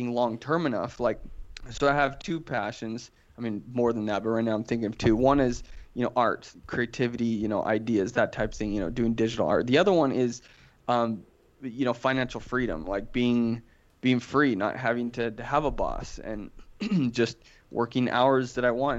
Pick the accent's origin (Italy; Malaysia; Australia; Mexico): Italy; Florence, Tuscany; now in Utah, United States; I was born in Florence, Italy